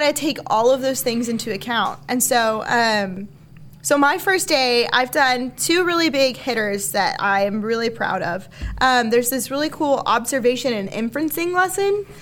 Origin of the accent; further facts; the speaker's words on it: Alaska, United States; I was born in Alaska.